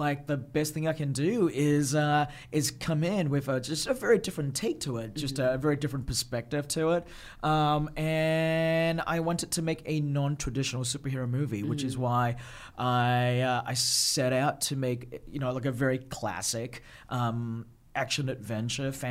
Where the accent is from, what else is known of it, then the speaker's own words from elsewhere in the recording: Australia; also born or lived in Malaysia; I was born in Malaysia. Yeah. I grew up in Australia, yes.